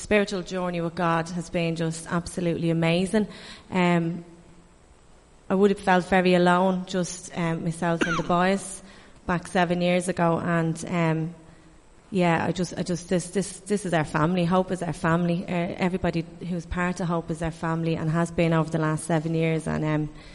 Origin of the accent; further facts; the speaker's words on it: Dublin, Leinster, Ireland; I'm from Crumlin and my heart was for Crumlin